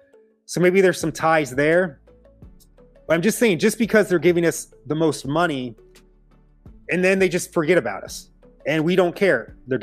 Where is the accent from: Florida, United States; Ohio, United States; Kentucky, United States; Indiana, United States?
Ohio, United States; Lima; I grew up near Lima, Ohio